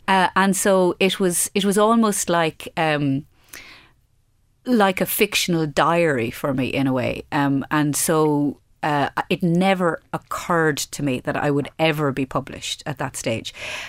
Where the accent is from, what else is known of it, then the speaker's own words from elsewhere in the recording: Midlands, Ireland; I came from a very inland county and I came from the Midlands